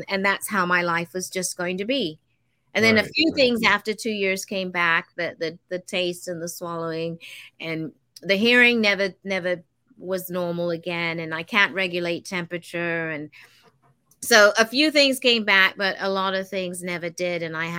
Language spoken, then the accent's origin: English; Denmark; because I lived in a very, very big Victorian house back home in Denmark.